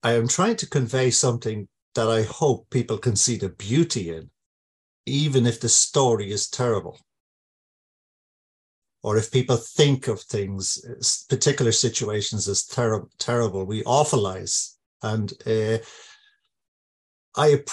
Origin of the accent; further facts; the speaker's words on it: Ireland; I grew up in Ireland during the euphemistically described Troubles, which came very close to us.